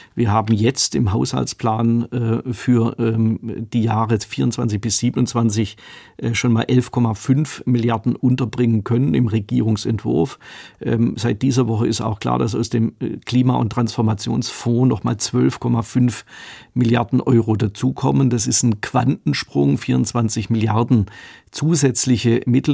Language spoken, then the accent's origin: German; Horb am Neckar, Baden-Württemberg, Germany; accent: Swabian; in meiner Heimatstadt Horb am Neckar, in der ich Oberbürgermeister war